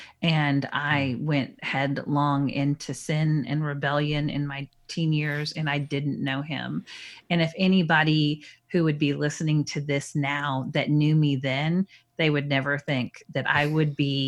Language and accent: English; Minnesota, United States; born there; also born or lived in North Dakota / Texas; now in Dallas, United States; So I was born in Minnesota and then moved to North Dakota and then moved to Texas and lived in the Woodlands, which is a suburb of Houston, not very far from my home now.